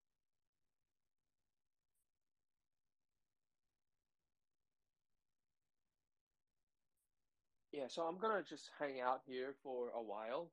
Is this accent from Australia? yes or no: yes; Sydney, New South Wales, Australia; I grew up in Sydney.